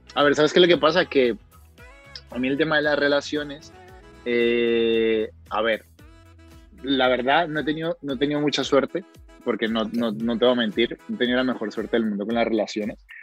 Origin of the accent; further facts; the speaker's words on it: Cali, Valle del Cauca, Colombia; accent: Cali (caleño); moved away as an adult; now in Spain; mi acento es de Cali, mi acento no es de Medellín, ni es de Bogotá